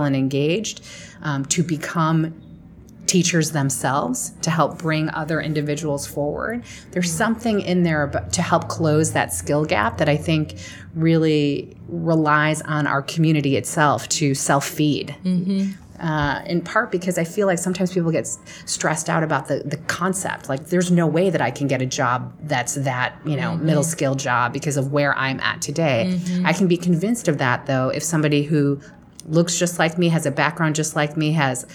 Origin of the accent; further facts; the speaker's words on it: Chicago, Illinois, United States; in my hometown in Chicago